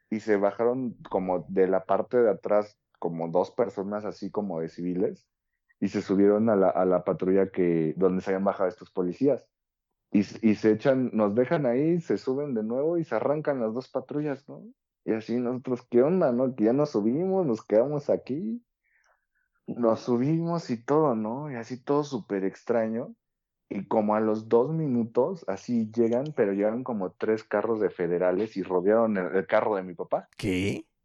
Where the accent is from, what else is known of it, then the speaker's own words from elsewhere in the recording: Chalco, State of Mexico, Mexico; yo soy de Chalco.